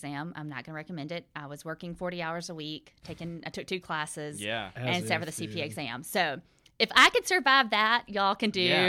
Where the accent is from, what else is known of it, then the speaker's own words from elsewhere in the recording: Ellicott City, Maryland, United States; I'm from Ellic City, 45 miles north of here. So I've lived in this small radius my entire life.